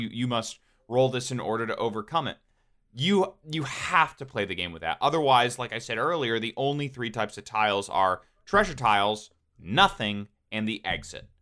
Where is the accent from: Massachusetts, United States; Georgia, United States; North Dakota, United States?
Georgia, United States; when we were growing up in Georgia